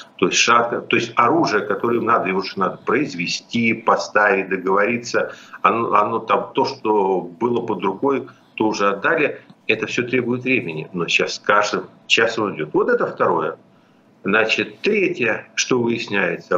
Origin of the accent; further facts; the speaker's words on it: Kyiv, Ukraine; я киевлянин